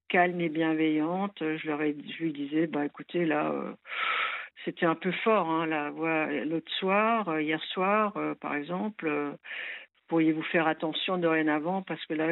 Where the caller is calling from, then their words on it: Strasbourg, Grand Est, France; alors, moi je suis de Strasbourg.